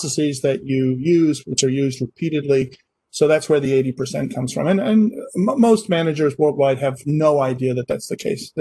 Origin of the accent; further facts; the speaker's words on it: Scotland, United Kingdom; moved away as an adult; also born or lived in Baltimore, United States; now in Massachusetts, United States; I grew up in Scotland. I'm half British. I did my university over there